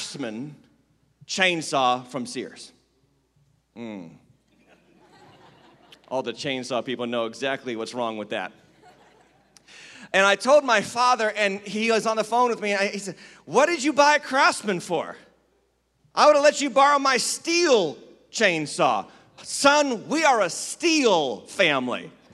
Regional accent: Western Massachusetts, United States; moved away; I was raised in Western Massachusetts.

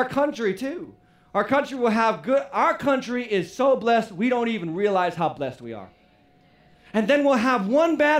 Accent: United States; As American citizens

